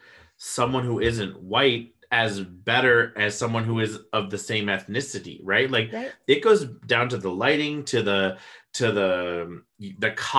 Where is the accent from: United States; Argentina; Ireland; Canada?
United States; we come from the States